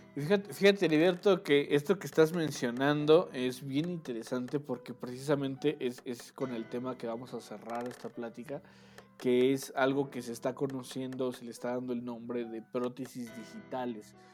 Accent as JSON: {"language": "Spanish", "country": "Mexico"}